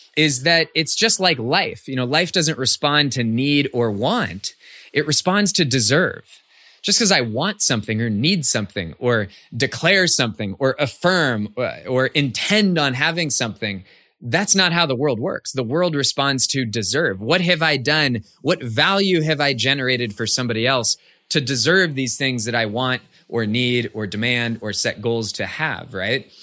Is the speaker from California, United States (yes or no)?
yes; Cupertino, California, United States; I grew up in the Bay Area of California, and I, I share that because my hometown was Cupertino.